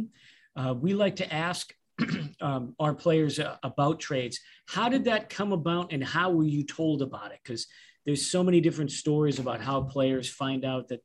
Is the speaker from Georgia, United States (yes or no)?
no; Tulsa, Oklahoma, United States; our listeners know we're from Tulsa, Oklahoma.